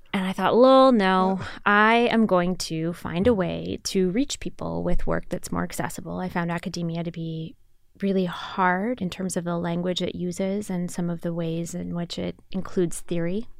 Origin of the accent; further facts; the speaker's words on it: Grand Rapids, Michigan, United States; moved away as an adult; also born or lived in Pakistan; I grew up in Grand Rapids, Michigan.